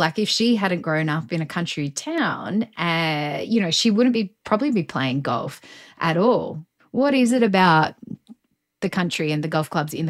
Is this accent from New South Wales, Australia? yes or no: yes; Coolah and Orange, country New South Wales, Australia; I grew up in the country in the 80s. You grew up in the country in the 70s. I mean, I only had two channels on my TV. I remember when I grew up in Coolar and then Orange for a while.